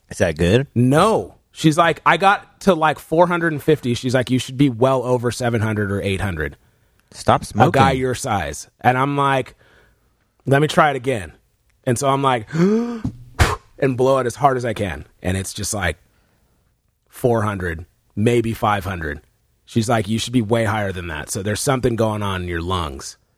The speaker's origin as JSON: {"language": "English", "region": "Texas", "country": "United States", "said": "I'm from Texas."}